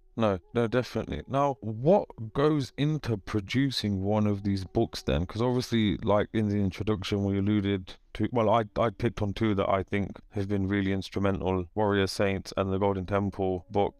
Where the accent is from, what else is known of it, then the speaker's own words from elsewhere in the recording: United Kingdom; dad was born in Kenya and then came over in the seventies with, uh, my grandma, and then, uh, we're all born here